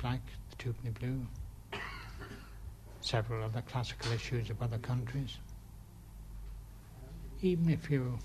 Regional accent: England, United Kingdom; now in Ireland; I'm English, actually

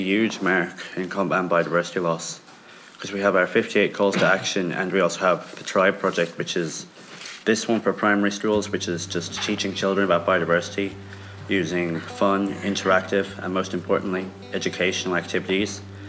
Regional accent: Galway, Connacht, Ireland; I'm 14 years old and I'm from Galway.

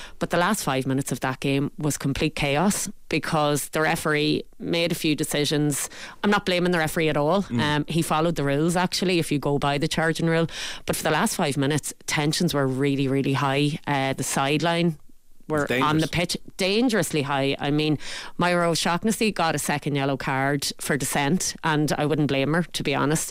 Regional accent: Letterkenny, Ulster, Ireland; I'm from Letterkenny

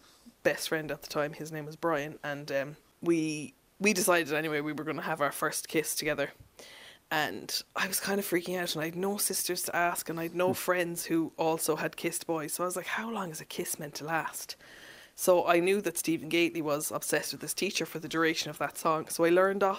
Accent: Mallow, Munster, Ireland; also born or lived in Germany / Dublin; I grew up in Mallow. I was actually born in Germany and then lived there for a few years

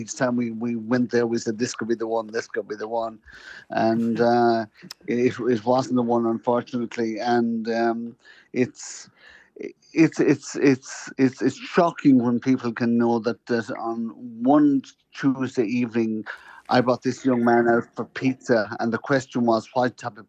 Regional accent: Louisburgh, County Mayo, Ireland; moved away as an adult; now in New York, United States; County Mayo, born in a little area called Lewisburg, right out on the Atlantic.

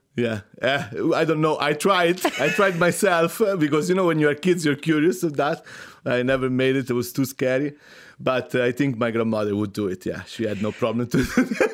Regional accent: Rome, Lazio, Italy; moved away; I'm from Rome

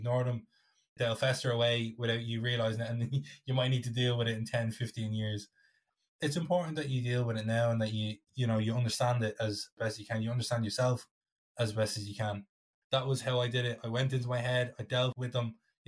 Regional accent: Ireland; as Irish people

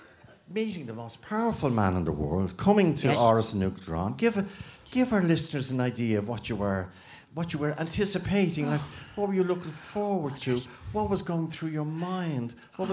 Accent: Dublin, Leinster, Ireland; accent: Dublin; it's my Dublin accent.

